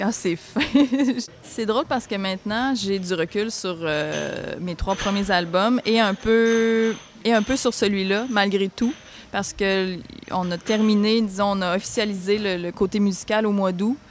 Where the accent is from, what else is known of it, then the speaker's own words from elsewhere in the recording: Sainte-Françoise, Quebec, Canada; Je viens de Sainte-Françoise de Lobinière. Ça se trouve être un tout petit village dans la région du centre du Québec.